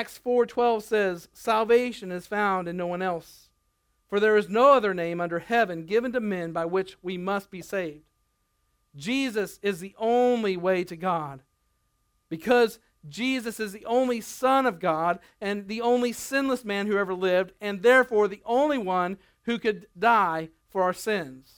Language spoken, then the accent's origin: English; Nebraska, United States; moved away; also born or lived in Arkansas; I grew up in Nebraska where you wrestled people. When I moved to Arkansas and they boxed, I found out the hard way.